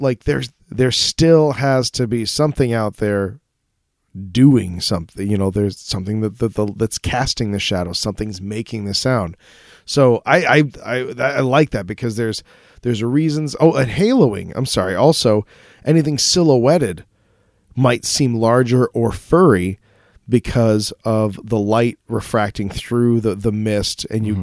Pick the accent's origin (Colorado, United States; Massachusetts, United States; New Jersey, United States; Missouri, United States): Colorado, United States; I'm from Colorado